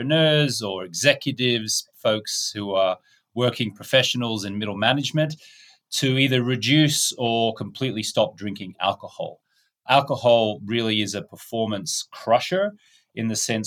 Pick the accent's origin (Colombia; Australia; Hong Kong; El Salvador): Australia; moved away; also born or lived in United States; I'm an Australian-American.